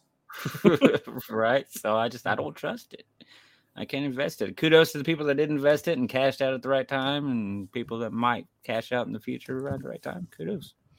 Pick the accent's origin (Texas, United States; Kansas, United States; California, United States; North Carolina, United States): Kansas, United States; I'm from Kansas